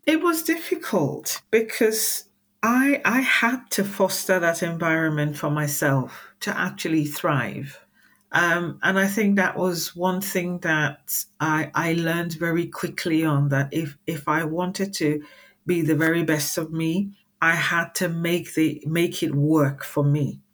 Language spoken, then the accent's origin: English; Nigeria; moved away as an adult; now in United Kingdom; I was born and raised in Nigeria, I spent uh, quite a lot of my childhood here in the UK uh, with my parents